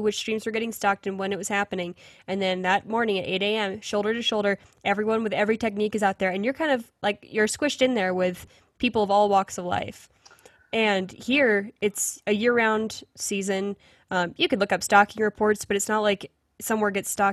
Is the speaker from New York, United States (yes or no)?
no; Pennsylvania, United States; moved away; especially from someone who grew up there